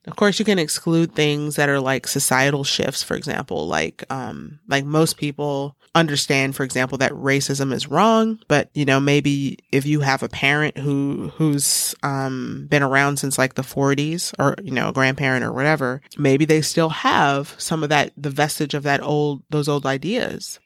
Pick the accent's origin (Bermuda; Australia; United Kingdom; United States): United States; Every morning we stand up in the United States